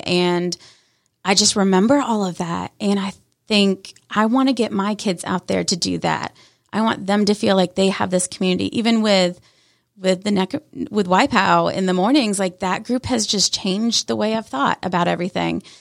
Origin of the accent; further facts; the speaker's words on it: Canton, Georgia, United States; I grew up in the Canton side, went to Cherokee High School, and lived my life in Canton